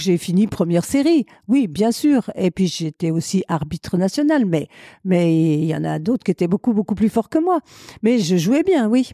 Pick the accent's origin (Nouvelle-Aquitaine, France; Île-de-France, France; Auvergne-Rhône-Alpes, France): Auvergne-Rhône-Alpes, France; Chambéry; also born or lived in Aix-les-Bains; J'ai perdu ma mère quand j'avais 3 ans, donc j'ai été élevée par euh, deux tantes qui avaient l'âge d'être mes grands-mères, qui étaient les sœurs de mon père, et euh, elles habitaient à Chambéry, donc j'ai été élevée à Chambéry